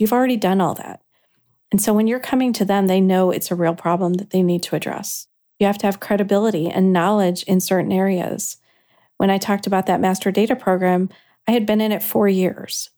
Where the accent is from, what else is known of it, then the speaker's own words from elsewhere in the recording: Kankakee, Illinois, United States; you worked in Kankakee. That's where I am from.